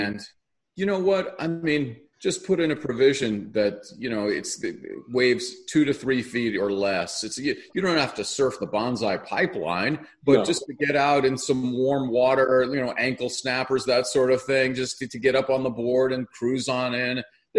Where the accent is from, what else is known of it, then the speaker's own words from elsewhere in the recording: Hawaii, United States; I grew up in Hawaii